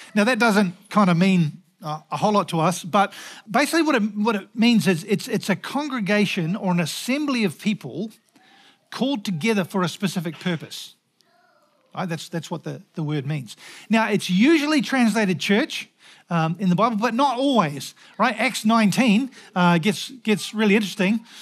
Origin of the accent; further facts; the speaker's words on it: New Zealand; moved away; also born or lived in Scotland; as a Kiwi